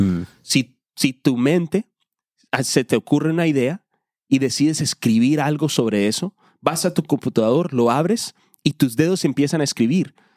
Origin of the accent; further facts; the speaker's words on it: Colombia; moved away; Yo soy hispano, soy colombiano